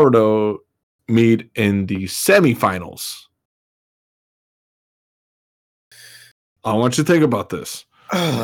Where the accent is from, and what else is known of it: United States